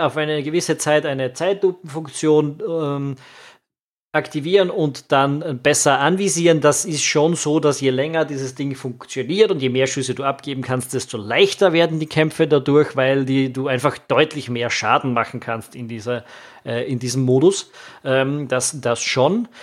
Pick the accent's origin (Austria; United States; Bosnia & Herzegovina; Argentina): Austria; also born or lived in Vienna; als Österreicher